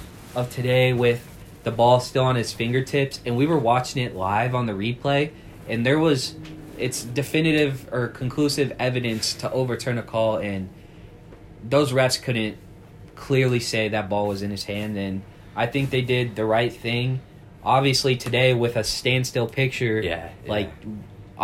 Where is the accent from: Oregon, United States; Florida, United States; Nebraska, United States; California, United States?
Nebraska, United States; Omaha; we're from Omaha.